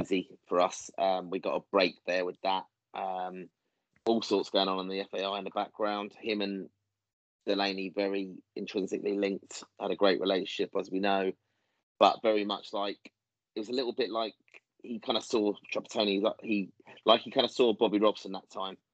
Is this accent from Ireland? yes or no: yes; Ireland; Irish fans